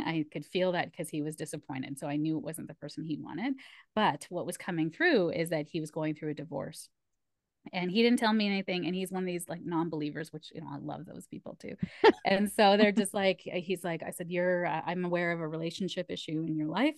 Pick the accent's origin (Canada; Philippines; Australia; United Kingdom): Canada; I'm first generation Canadian, so my parents are immigrants, my mom's from Malaysia, and my dad's from India